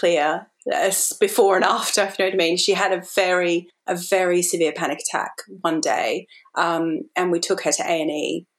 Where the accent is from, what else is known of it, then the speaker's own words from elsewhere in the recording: Australia; now in London, United Kingdom; I am an Australian living in London